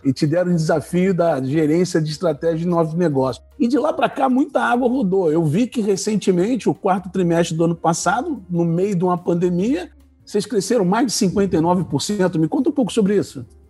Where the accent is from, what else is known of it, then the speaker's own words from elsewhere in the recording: Rio de Janeiro, Brazil; now in Curitiba, Brazil; eu sou carioca